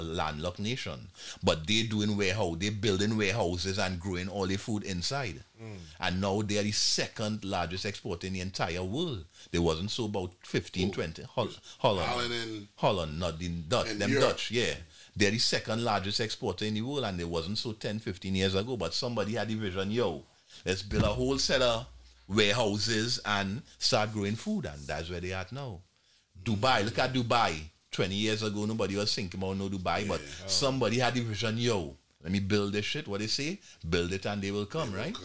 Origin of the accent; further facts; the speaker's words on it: Trinidad & Tobago; moved away; I come from Trinidad and Tobago, as is already established. Now I grew up in a Caribbean culture